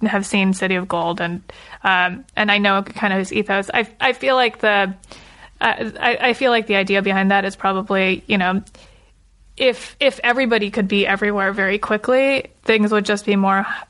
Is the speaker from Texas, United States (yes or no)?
no; Los Angeles, California, United States; I grew up in the suburbs. So I grew up in the Valley, Encino, and now I live right where you live, like central Los Angeles.